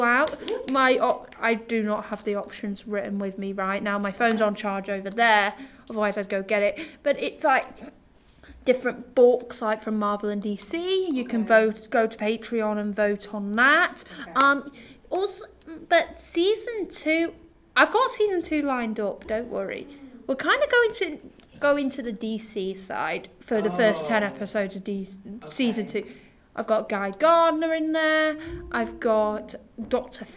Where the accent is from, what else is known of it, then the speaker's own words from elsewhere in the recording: England, United Kingdom; I'm from England myself